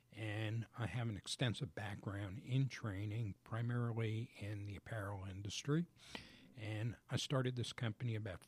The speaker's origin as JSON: {"language": "English", "region": "New Jersey", "country": "United States", "lives_now": "Georgia, United States", "said": "I'm originally from New Jersey."}